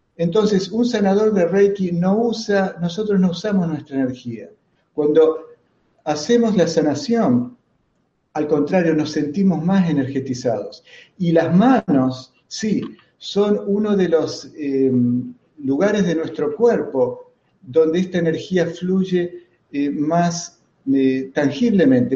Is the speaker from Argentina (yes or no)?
yes; Argentina; soy argentino